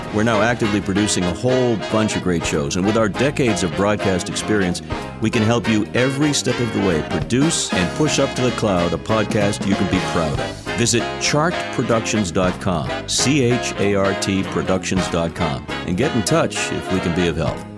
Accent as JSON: {"language": "English", "town": "Randolph", "region": "Massachusetts", "country": "United States", "tie": "born or raised there", "said": "I grew up just a little south of here in a town called Randolph."}